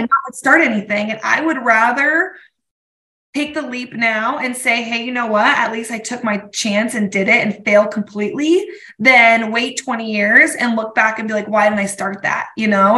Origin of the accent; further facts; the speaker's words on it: Colorado, United States; moved away as an adult; also born or lived in Durango, Colorado; now in Spokane, United States; Colorado, my hometown